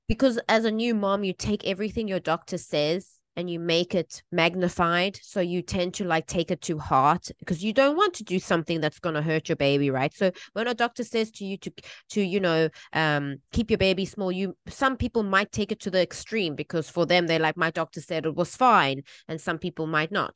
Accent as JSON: {"language": "English", "country": "South Africa", "tie": "born or raised there", "moved": "yes", "lives_now": "Taiwan", "said": "I grew up in South Africa"}